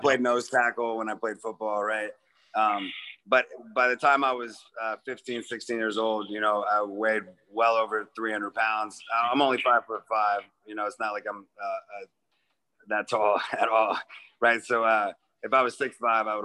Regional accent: Kansas City, Missouri, United States; moved away as an adult; also born or lived in Memphis, Tennessee / New York; especially in Kansas City, like, you know, it's your hometown

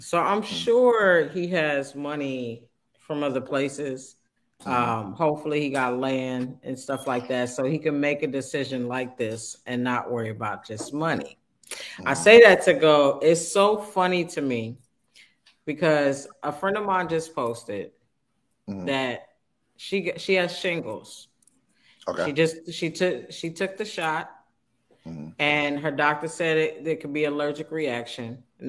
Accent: Manhattan, New York, United States; I'm from Manhattan.

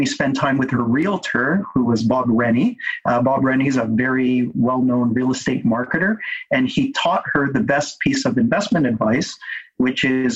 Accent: Vancouver, British Columbia, Canada; I was born and raised in Vancouver by immigrant parents who came from the Philippines.

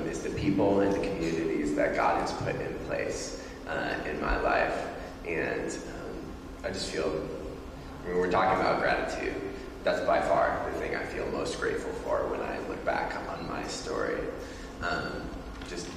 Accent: Beaverton, Oregon, United States; also born or lived in Tualatin, Oregon; I was born in Tualatin, Oregon, and moved to Beaverton, Oregon when I was 2 years old.

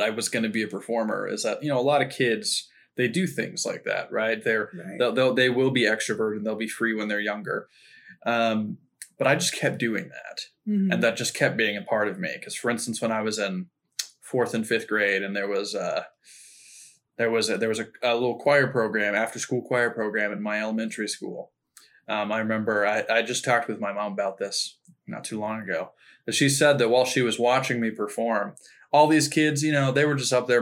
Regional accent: Broken Arrow, Oklahoma, United States; also born or lived in Danville, Virginia; I moved here when I was 3 years old

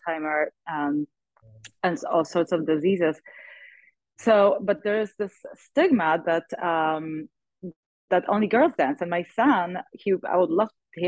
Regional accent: Poland; English is a second language; moved away as an adult; also born or lived in San Francisco area / Los Angeles; now in United States; Poland, living in Poland at that time when I was growing up was tough

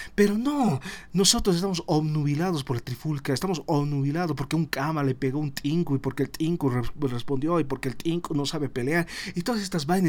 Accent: Bolivia; todos somos bolivianos

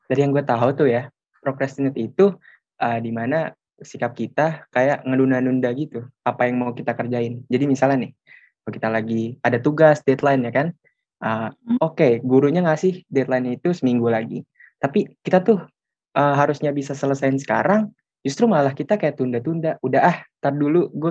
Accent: Bekasi, West Java, Indonesia; gue dari Bekasi

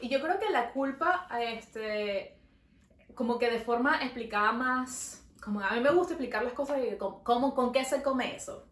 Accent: Venezuela; now in Montreal, Canada; Nosotros somos dos amigas venezolanas viviendo en Montreal.

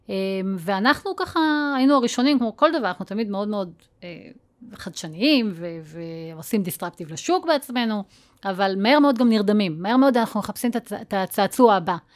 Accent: Northern District, Israel; אני גדלתי בגולן

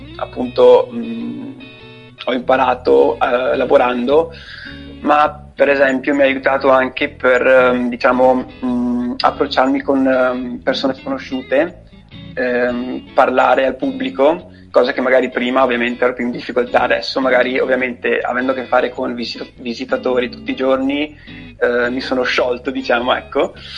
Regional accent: Cadore, Veneto, Italy; also born or lived in Albania; ho 23 anni, e sono nato in Albania, ma vivo a di Cadore da 20 anni ormai

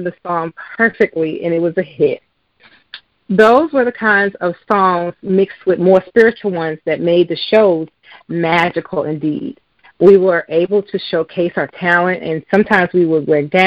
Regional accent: New York City, New York, United States; growing up in New York City

